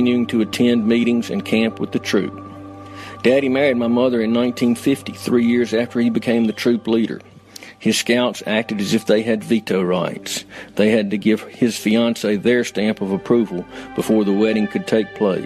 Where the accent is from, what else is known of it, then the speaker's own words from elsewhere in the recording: Tupelo, Mississippi, United States; I grew up in Tupelo, Mississippi, best known as the birthplace of …